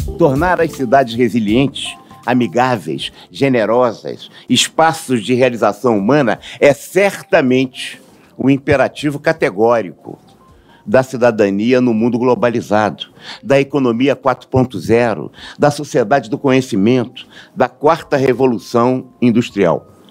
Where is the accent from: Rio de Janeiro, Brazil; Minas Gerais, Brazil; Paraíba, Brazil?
Rio de Janeiro, Brazil; Sou da cidade do Rio